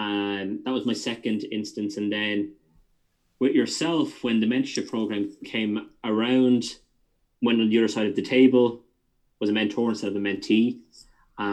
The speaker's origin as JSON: {"language": "English", "town": "Wexford", "region": "Leinster", "country": "Ireland", "moved": "as an adult", "lives_now": "London, United Kingdom", "said": "we're both from the Southeast, so Wexford man"}